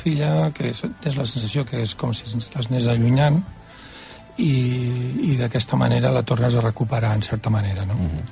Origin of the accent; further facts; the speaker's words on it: Barcelona, Catalonia, Spain; also born or lived in Tordera; nosaltres som de Barcelona